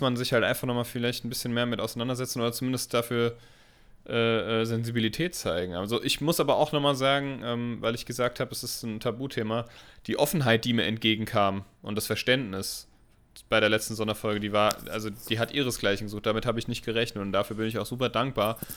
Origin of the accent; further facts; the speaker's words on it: Germany; Ist das hier nur bei uns in Deutschland so?